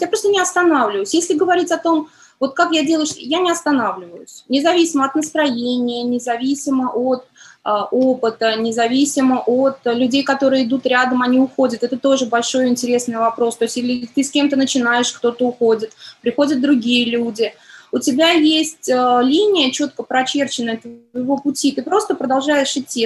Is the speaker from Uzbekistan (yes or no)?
yes; Tashkent, Uzbekistan; now in Moscow, Russia; Я родилась в Ташкенте, и там ценность семьи, семья большая